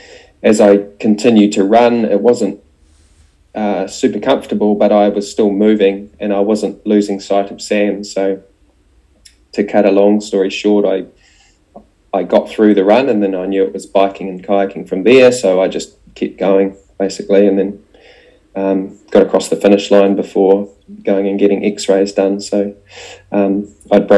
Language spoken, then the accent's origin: English; New Zealand; also born or lived in Dunedin, New Zealand; as a Kiwi